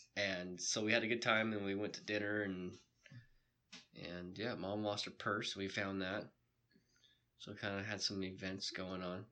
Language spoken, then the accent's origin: English; Bitterroot Valley, Montana, United States; So that's also my hometown ski resort that I ski hill. Yeah. That I grew up on.